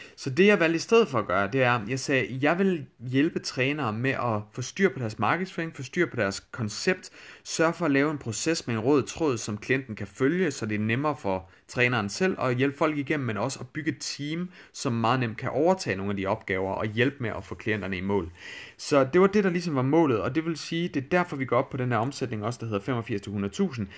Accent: Denmark; accent: Danglish; min, øh, min Danglish accent

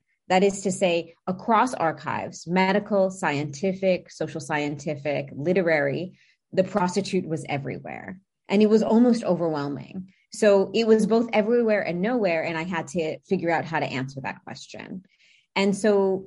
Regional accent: United States; accent: heavily American; I have a heavily American accent. So for me, as an American, first generation

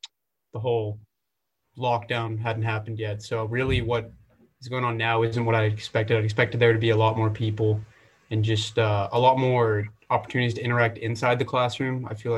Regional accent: The Woodlands, Texas, United States; moved away as an adult; now in Austin, United States; I'm from the Woodlands, which is a suburb of Houston, and I'm a freshman chemical engineer.

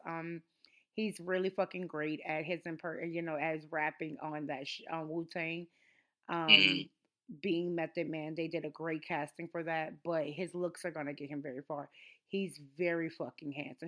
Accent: New Orleans, Louisiana, United States; I am from New Orleans

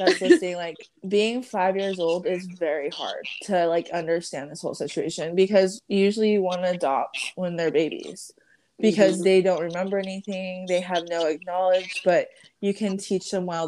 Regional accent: United States; also born or lived in Samoa; I literally grew up in America

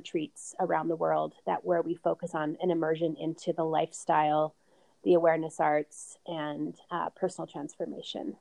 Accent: Vancouver, British Columbia, Canada; also born or lived in Arizona; now in Boulder, United States; I grew up in Vancouver, Canada

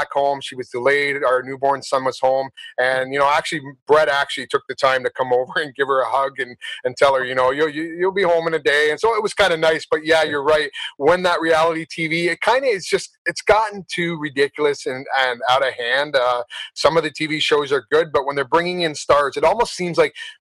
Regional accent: Simcoe, Ontario, Canada; also born or lived in Belgium / London, England; my hometown, Simcoe, Ontario

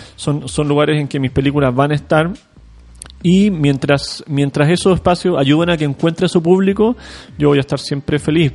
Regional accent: Chile

